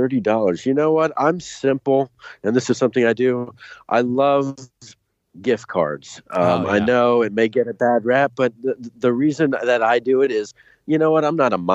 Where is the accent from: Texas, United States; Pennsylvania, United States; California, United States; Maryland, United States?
Texas, United States; Dallas; moved away as an adult; also born or lived in New York; now in Ohio, United States; I grew up in Dallas, Texas